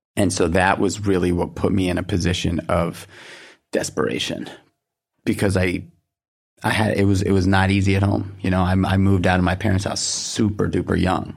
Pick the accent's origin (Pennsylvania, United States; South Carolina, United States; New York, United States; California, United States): New York, United States; New York City; I grew up in Manhattan